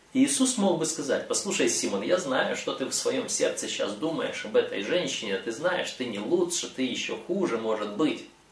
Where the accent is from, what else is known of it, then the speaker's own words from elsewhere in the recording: Moldova; я родом из Молдовы, из Молдавии